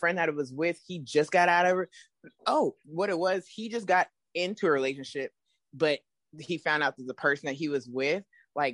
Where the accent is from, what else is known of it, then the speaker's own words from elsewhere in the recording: Houston, Texas, United States; I grew up in Houston